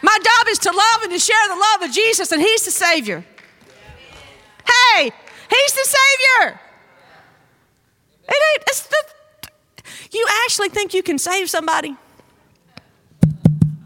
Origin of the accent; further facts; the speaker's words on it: North Mississippi, United States; moved away as an adult; I grew up in North Mississippi. And we grew up on a farm.